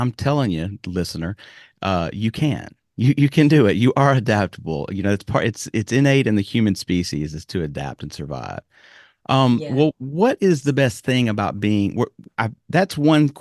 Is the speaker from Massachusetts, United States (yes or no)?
no; Alabama, United States; now in Japan; I'm from Alabama, which is already a kind of community folksy type place.